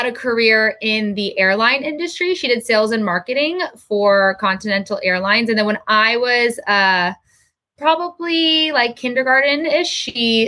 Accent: Encinitas, California, United States; moved away as an adult; I grew up in San Diego. North County, San Diego, in a town, Encinitas, California

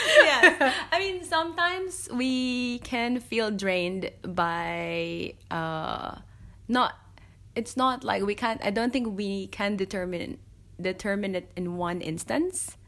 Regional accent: Philippines; moved away as an adult; now in Melbourne, Australia; I'm Filipino

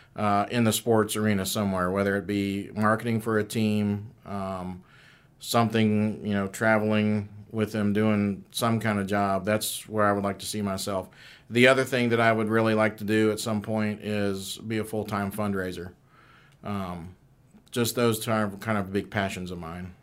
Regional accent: Kennesaw, Georgia, United States; also born or lived in Ohio; I was born in Ohio, but I grew up here in Kennesaw

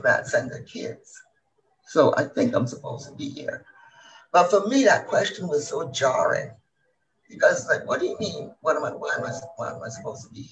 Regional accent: Barbados; now in United States; when I grew up in Barbados, my family belonged to the top 1%

